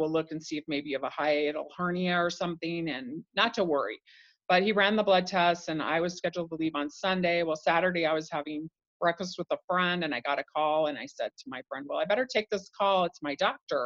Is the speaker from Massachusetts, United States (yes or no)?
no; Idaho, United States; I grew up in Idaho